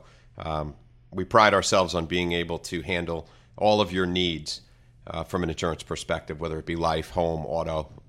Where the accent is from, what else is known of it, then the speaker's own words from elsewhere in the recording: Copiague, New York, United States; now in Baiting Hollow, United States; I grew up west. I grew up in Copeg, right on the Nassau-Suffolk border. And until I moved east, I now live in Bating Hollow.